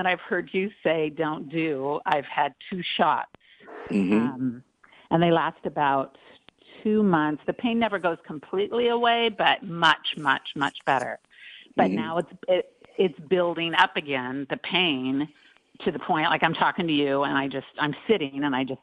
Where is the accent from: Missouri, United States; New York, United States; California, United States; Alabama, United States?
California, United States; Long Beach; I grew up in Long Beach with three older brothers